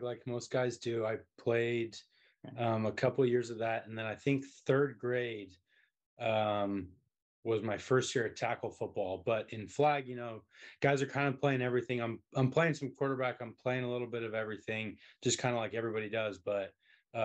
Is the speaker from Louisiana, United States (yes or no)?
no; Colorado, United States; I'm actually from Colorado.